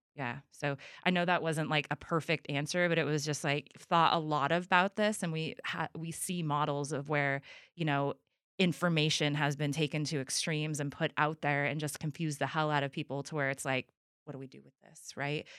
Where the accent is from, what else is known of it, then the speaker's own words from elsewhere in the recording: Trinity County, California, United States; I'm from Trinity County